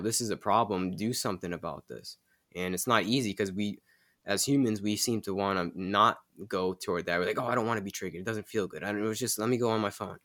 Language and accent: English; United States; we're American